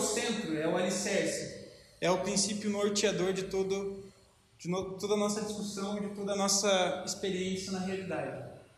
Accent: Brazil; nós somos cidadãos, cidadãos dessa, dessa pátria, nós somos brasileiros

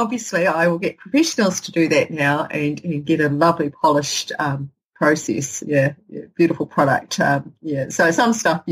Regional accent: Hokitika, West Coast, New Zealand; someone from Hokitika

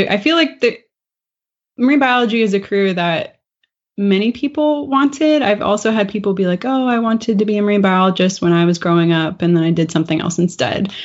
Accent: Florida, United States; moved away as an adult; also born or lived in Maryland; I'm from Florida originally, and I left Florida and we lived in Maryland for a few years

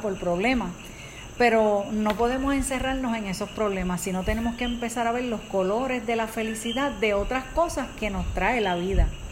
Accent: Puerto Rico; nosotros somos de Puerto Rico

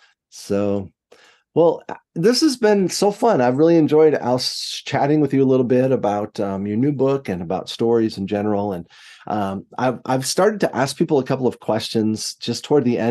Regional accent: United States; what I grew up with in America

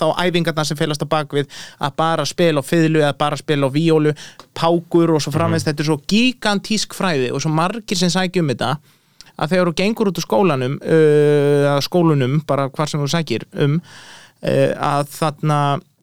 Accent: Iceland

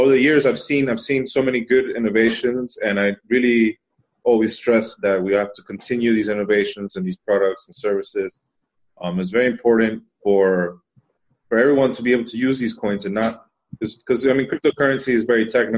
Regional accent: Miami, Florida, United States; moved away as an adult; also born or lived in Spain; now in Amsterdam, Netherlands; I'm Spanish, but I grew up in Miami

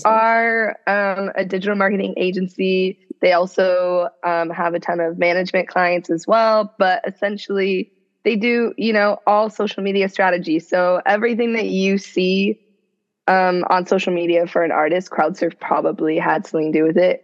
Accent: Seattle, Washington, United States; moved away as an adult; now in Los Angeles, United States; I'm originally from Seattle, which is where I grew up

